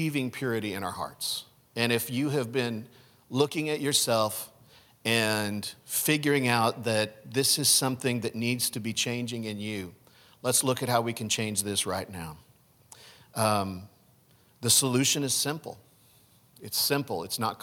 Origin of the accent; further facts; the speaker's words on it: United States; I am an American. I'm an American